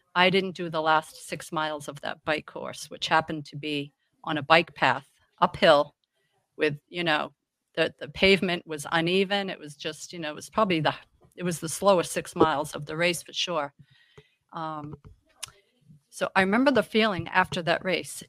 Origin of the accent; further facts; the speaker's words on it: Massachusetts, United States; moved away as an adult; now in York, Maine, United States; I'm from Massachusetts, where I lived there probably